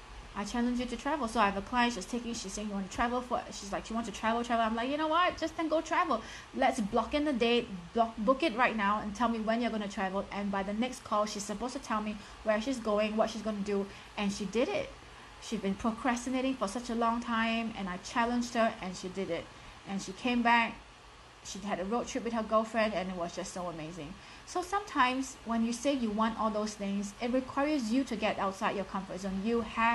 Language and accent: English; Singapore; accent: thick Singaporean; I'm from Singapore. I have a very strong and thick Singaporean accent.